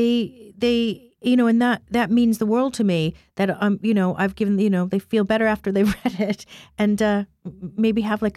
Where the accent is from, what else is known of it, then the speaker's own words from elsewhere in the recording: Chicago, Illinois, United States; moved away; I grew up in Chicago partially